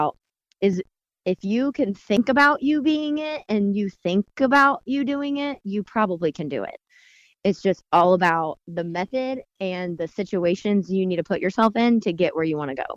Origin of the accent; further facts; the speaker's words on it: Bargersville, Indiana, United States; I grew up in Bartlesville. And so grew up going to Franklin, and then my boutique is down in Morgantown.